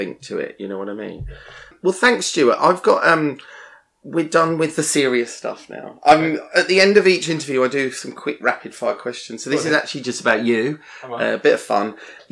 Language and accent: English; United Kingdom; as British people